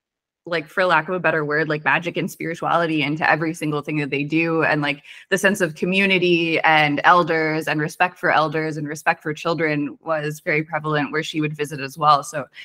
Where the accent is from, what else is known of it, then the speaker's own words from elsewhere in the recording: Weston, United States; And then like growing up in Weston, it's like culture is everywhere.